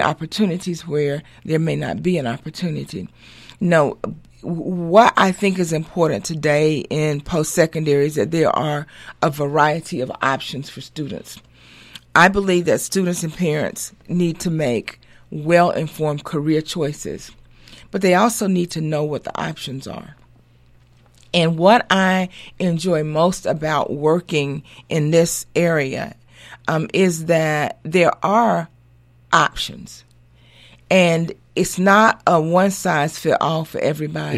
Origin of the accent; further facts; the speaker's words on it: Montgomery, Alabama, United States; also born or lived in Atlanta, Georgia; I was raised in Montgomery, Alabama